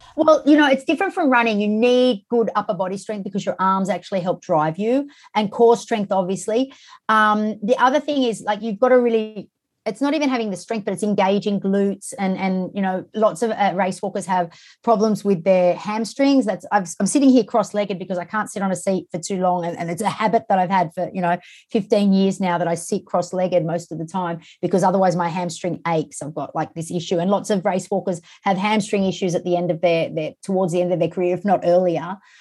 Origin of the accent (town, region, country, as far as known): Australia; born or raised there